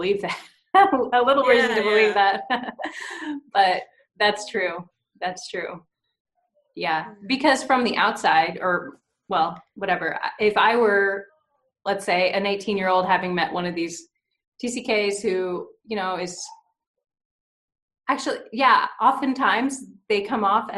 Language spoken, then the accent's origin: English; United States; as an American who grew up in America, having not left America